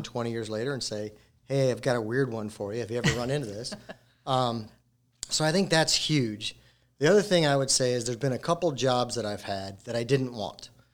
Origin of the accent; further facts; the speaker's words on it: Colorado, United States; moved away; I'm originally from Colorado